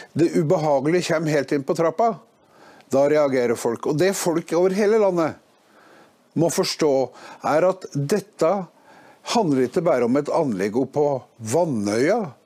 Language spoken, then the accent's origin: Norwegian; Innlandet, Norway; Jeg kommer fra Østerdalen